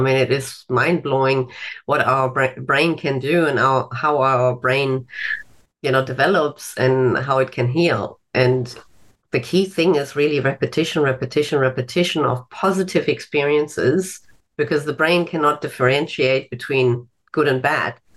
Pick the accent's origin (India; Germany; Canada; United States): Germany; moved away as an adult; now in Australia; I'm originally from Germany